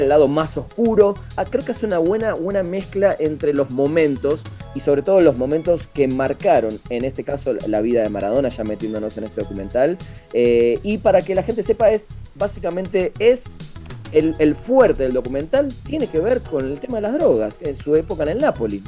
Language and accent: Spanish; Argentina; moved away; como argentino y futbolero